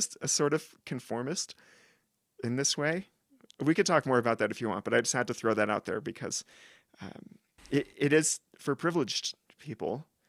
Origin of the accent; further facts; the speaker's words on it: West Coast, United States; that ties back to us growing up on the West Coast of the US.